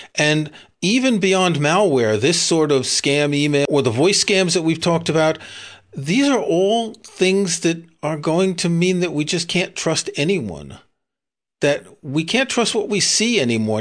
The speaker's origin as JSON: {"language": "English", "region": "New York", "country": "United States", "tie": "born or raised there", "said": "I grew up in New York."}